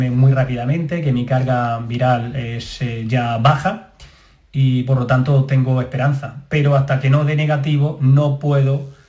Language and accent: Spanish; Granada, Andalusia, Spain; also born or lived in Paris, France; Ya he terminado de estudiar allí y he venido a mi tierra, Granada.